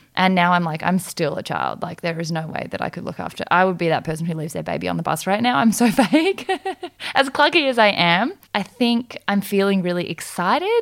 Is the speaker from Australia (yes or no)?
yes; Australia; also born or lived in South Korea; we are both adopted from Korea when we were five months old, we came to Australia